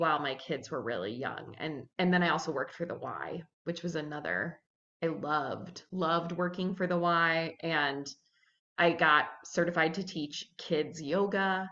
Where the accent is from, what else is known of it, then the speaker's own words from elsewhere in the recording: St. Louis, Missouri, United States; moved away as an adult; also born or lived in South Bend / Minnesota; I'm from St. Louis